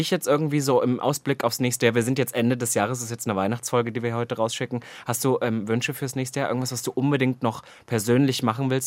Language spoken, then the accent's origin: German; Austria; accent: Austrian; Ich, ich versuche auch noch meinen Dialekt, meinen österreichischen Dialekt wieder